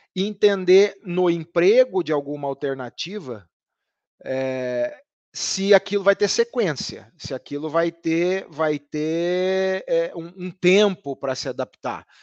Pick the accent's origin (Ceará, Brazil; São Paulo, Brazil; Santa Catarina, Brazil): São Paulo, Brazil; near the border with Minas Gerais, interior of São Paulo state, Brazil; accent: caipira; Eu sou do interior do estado de São Paulo, ali divisa com Minas Gerais, então eu trago comigo muito da fala caipira